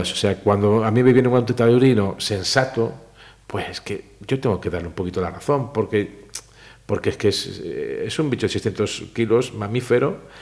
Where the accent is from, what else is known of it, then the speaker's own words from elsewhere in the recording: Pontevedra, Galicia, Spain; moved away as an adult; now in Madrid, Spain; los gallegos donde vamos tiene que llover